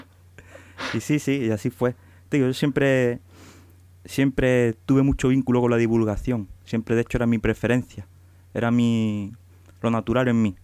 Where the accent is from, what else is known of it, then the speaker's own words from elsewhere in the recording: Huelva, Andalusia, Spain; soy de Huelva